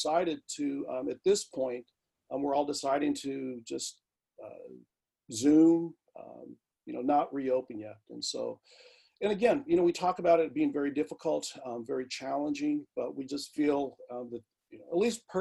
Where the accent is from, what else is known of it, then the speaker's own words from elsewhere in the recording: Native Hawaiian, United States; now in Vancouver, Washington, United States; being Native Hawaiian, being Indigenous